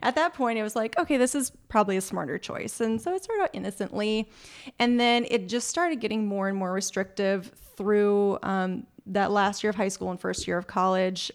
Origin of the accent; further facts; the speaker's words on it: Minnesota, United States; moved away as an adult; also born or lived in Wisconsin; now in California, United States; I'm originally from Minnesota.